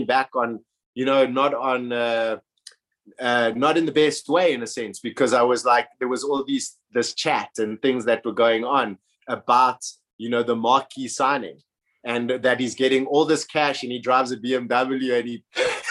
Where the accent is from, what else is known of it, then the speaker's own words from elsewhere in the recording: Johannesburg, Gauteng, South Africa; moved away as an adult; also born or lived in Cape Town / France; growing up in Johannesburg